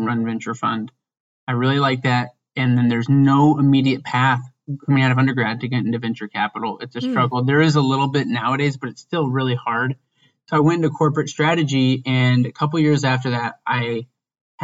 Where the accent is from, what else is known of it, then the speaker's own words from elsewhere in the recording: Indiana, United States; now in Chicago, United States; I'm from Indiana